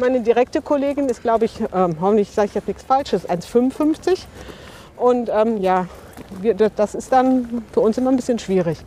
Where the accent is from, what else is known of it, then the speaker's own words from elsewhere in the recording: Bochum, North Rhine-Westphalia, Germany; moved away as an adult; now in Bottrop, Germany; wohne seit 2012 in Bottrop, bin gebürtige Bochumerin